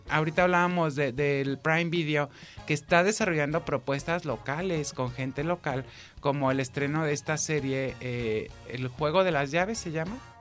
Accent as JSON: {"language": "Spanish", "country": "Mexico"}